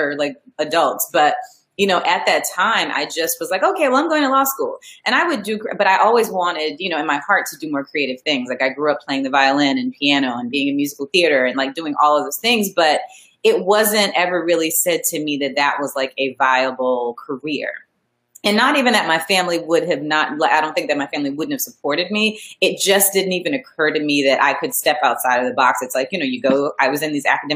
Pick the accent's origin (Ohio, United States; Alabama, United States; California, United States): Alabama, United States; Montgomery; also born or lived in Boston, Massachusetts; I grew up in Montgomery, Alabama, and it's, you know, it's Alabama, but Montgomery is the capital.